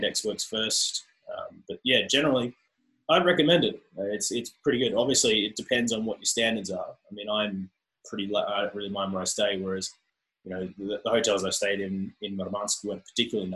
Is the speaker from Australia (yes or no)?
yes; Australia; accent: Australian; I'm Australian